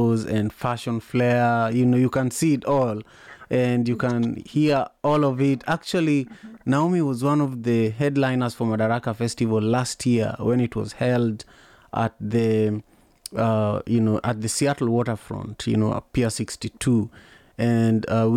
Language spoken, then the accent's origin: English; Kisumu, Kisumu County, Kenya; So we grew up in Manyata, which is one of the largest slums in the world, but it is in Kisumu, Kenya, my hometown